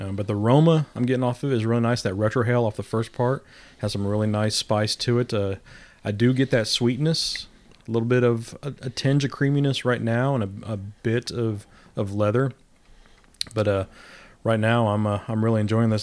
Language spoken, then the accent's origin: English; Midwest, United States; now in Southern United States; I'm a Midwesterner living in the South